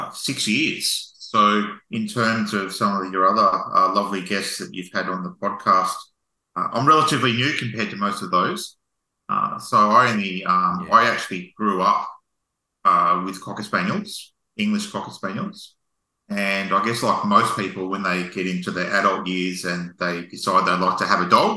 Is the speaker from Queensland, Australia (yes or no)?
yes; Townsville, Queensland, Australia; now in Melbourne, Australia; And I'm from Cyclone Territory. I was born in Townsville